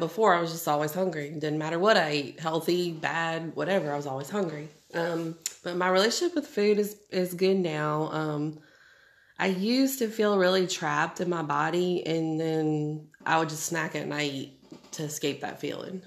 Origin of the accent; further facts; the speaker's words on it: New Orleans, Louisiana, United States; moved away as an adult; now in Shreveport, United States; Was born and raised in New Orleans.